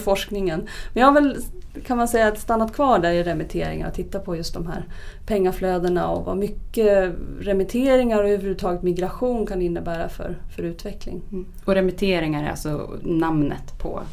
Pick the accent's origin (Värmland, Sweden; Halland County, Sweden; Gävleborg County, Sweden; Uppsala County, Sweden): Uppsala County, Sweden; Uppsala; min hemstad Uppsala